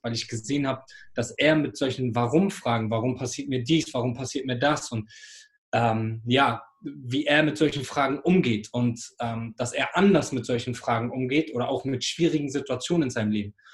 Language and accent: German; Hamburg, Germany; ich bin hier in Hamburg groß geworden